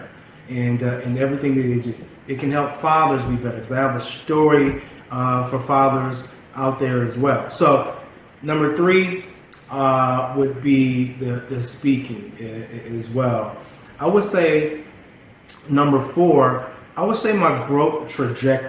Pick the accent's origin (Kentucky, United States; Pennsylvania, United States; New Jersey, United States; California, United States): California, United States; Bakersfield; moved away as an adult; also born or lived in Los Angeles, California; moving back to my hometown